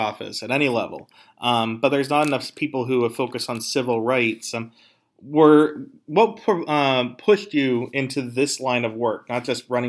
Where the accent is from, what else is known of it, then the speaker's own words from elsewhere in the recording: Philadelphia, Pennsylvania, United States; I'm from Philly